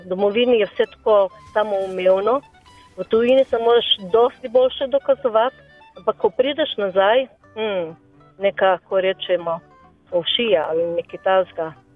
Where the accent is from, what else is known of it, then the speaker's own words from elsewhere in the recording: Slovenia; Slovenci smo kar precej samozavestni